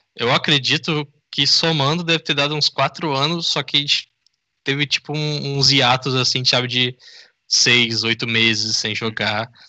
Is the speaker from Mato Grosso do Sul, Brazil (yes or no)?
no; interior of Rio de Janeiro state, Brazil; now in São Paulo, Brazil; eu não sou daqui sou do, de uma cidade do interior do Rio